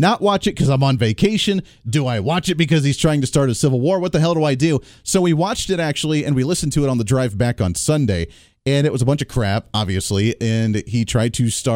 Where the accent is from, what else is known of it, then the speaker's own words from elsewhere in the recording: Ohio, United States; I grew up in Ohio as a kid